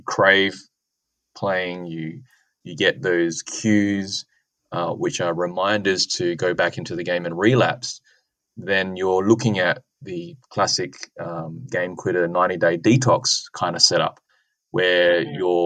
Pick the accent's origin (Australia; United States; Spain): Australia; Adelaide, South Australia; my hometown, so University of Adelaide and Flinders University